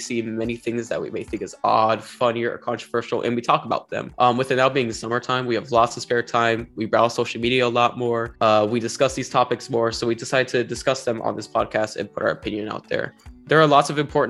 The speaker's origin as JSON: {"language": "English", "town": "Moapa Valley", "region": "Nevada", "country": "United States", "tie": "born or raised there", "also_born_or_lived": "Las Vegas, Nevada", "said": "I was born and raised in Nevada. I grew up in a small rural community about 6 miles north of Las Vegas. It's called Moapa Valley."}